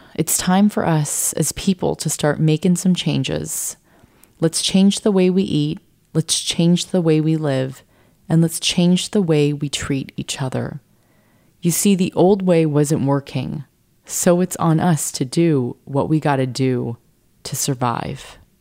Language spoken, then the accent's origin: English; San Diego, California, United States; I grew up in San Diego